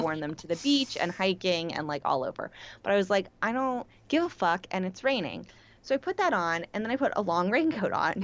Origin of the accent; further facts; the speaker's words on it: Pittsburgh, Pennsylvania, United States; moved away; also born or lived in New York; I'm from Pittsburgh. People say yins